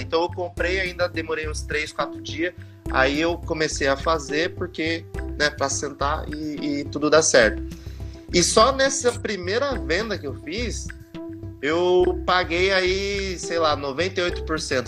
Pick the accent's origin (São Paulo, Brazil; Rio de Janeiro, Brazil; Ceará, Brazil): São Paulo, Brazil; Mogi das Cruzes; Eu sou de Mogi das Cruzes